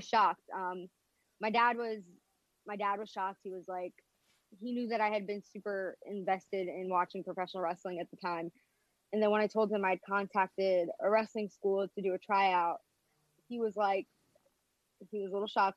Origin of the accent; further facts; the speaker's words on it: Philadelphia, Pennsylvania, United States; I'm from Philadelphia